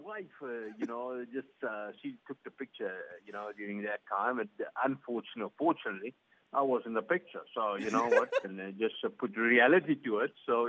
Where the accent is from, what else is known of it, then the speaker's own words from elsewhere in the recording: South Africa; now in Canada; as a South African, you're not used to this tornadoes or something